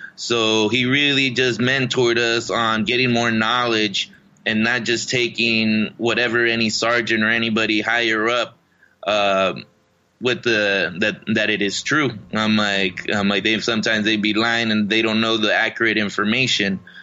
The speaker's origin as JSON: {"language": "English", "town": "Riverside", "region": "California", "country": "United States", "tie": "born or raised there", "also_born_or_lived": "Mexico", "said": "my hometown in Riverside, California"}